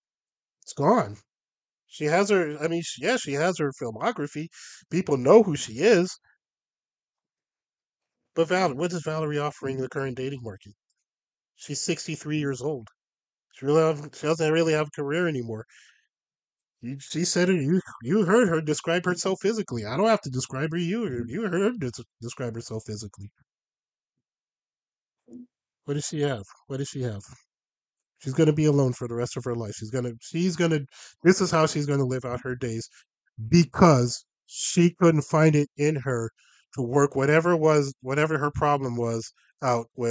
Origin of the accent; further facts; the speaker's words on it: Los Angeles, California, United States; there's one neighborhood in LA where all of that comes together, and that's where I grew up.